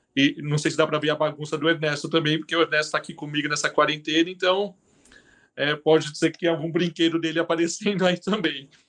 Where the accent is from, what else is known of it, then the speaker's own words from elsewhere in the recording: São Paulo, Brazil; moved away as an adult; now in Curitiba, Brazil; eu sou paulistano